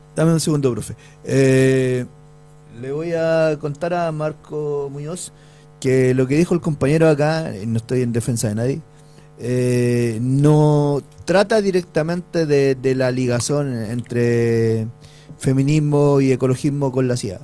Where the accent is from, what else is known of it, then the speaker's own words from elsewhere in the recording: Chile; somos chilenos